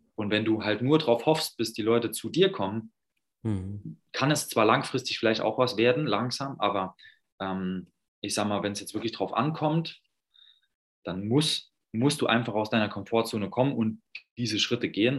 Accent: Saarland, Germany; now in Berlin, Germany; wohne jetzt in Berlin, komme aber ursprünglich aus dem Saarland

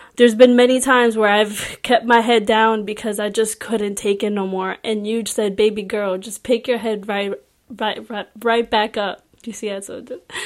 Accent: Puerto Rico; English is a second language; I was born and raised in Puerto Rico

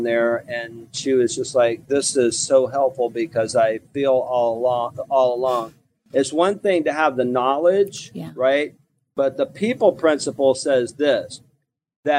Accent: Mobile, Alabama, United States; moved away as an adult; also born or lived in Houston, Texas; I'm originally from what I call LA, Lower Alabama, and I grew up on welfare in Mobile, Alabama

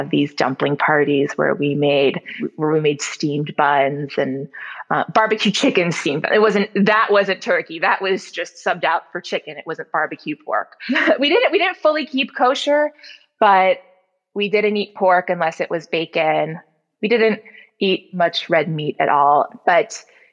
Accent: Glenview, Illinois, United States; our first house that I grew up in Glenview

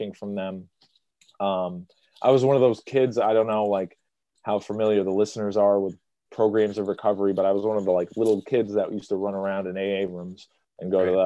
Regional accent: Springfield, Massachusetts, United States; I'm born and raised in Springfield, Massachusetts. Been here my whole life

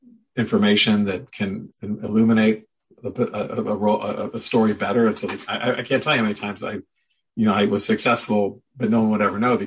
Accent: Midwest, United States; now in Oregon, United States; again, I grew up in the Midwest and moved to Oregon. I could never see highlights.

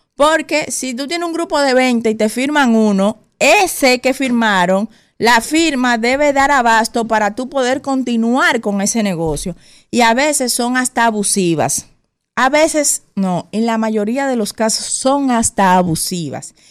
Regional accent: Dominican Republic; para los dominicanos y dominicanas

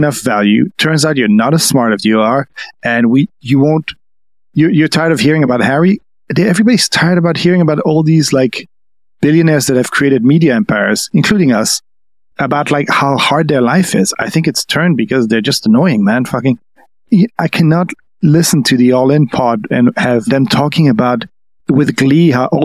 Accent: France; I'm French.

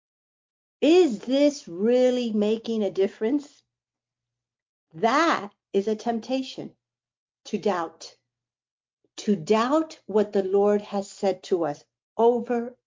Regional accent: Miami, Florida, United States; I'm from Miami.

